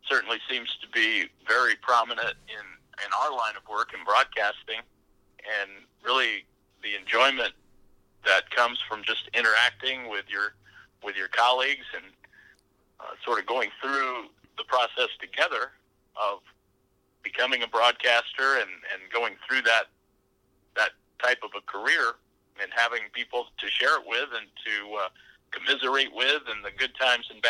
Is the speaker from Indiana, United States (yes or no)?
yes; Central Indiana, United States; I grew up in Central Indiana, which was a hotbed for the Cincinnati Reds